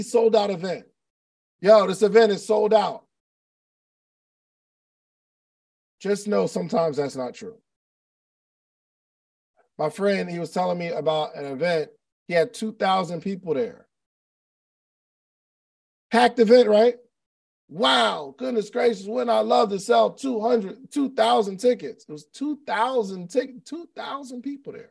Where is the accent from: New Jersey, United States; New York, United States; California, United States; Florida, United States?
New Jersey, United States; moved away as an adult; also born or lived in Alabama / Atlanta; I grew up in South Jersey which is right across the bridge from Philadelphia.